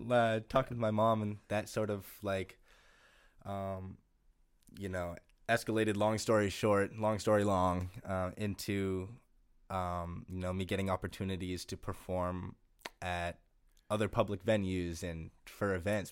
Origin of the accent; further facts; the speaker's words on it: Gloucester, Massachusetts, United States; moved away as an adult; also born or lived in Amherst, Massachusetts / Greenfield, Massachusetts / Brattleboro, Vermont; now in Western Massachusetts, United States; I grew up in Gloucester, Massachusetts, um, and lived there for 18 years until I went to college at UMass Amherst.